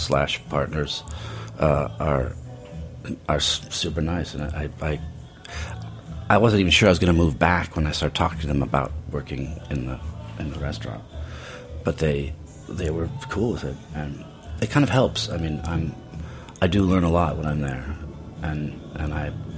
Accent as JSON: {"language": "English", "town": "Portland", "region": "Oregon", "country": "United States", "also_born_or_lived": "Paris", "moved": "yes", "lives_now": "New York, United States", "said": "I'm sort of from Portland, Oregon"}